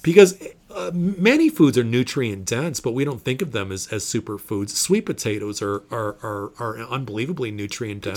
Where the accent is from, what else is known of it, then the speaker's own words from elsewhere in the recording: Indiana, United States; Indiana, my home state